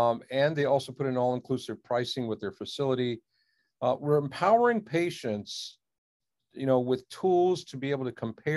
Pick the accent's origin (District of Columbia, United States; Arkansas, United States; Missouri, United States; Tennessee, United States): District of Columbia, United States; Washington; also born or lived in India; I came to this country when I was a year old. And, my parents really came searching for a healthcare solution for a problem in the family. And lo and behold, I grew up in the Washington, D.C. area